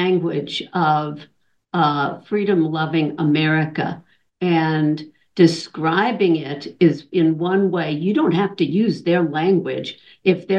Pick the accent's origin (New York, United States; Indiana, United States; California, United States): Indiana, United States; Huntington; I'm from Huntington, Indiana